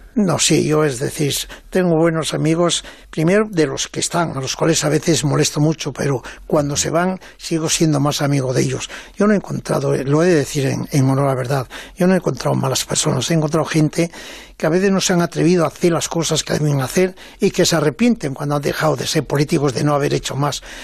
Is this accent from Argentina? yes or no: no; Mieres, Asturias, Spain; siendo muy niño, yo creo que con siete años o así, en mi pueblo de allá de Asturias, en Mieres